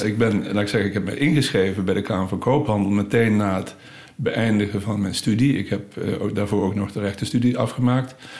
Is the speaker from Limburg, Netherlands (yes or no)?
yes; Limburg, Netherlands; moved away as an adult; now in Utrecht, Netherlands; ik ben zeker als Limburger